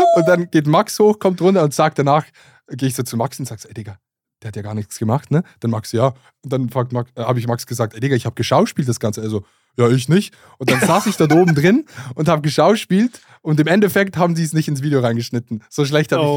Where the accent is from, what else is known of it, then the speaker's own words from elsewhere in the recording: Basel, Basel-Stadt, Switzerland; Ich komme aus Basel